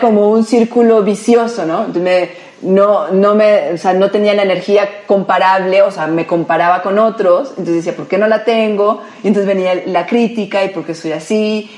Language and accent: Spanish; Colombia; moved away as an adult; now in Mexico; Como buena colombiana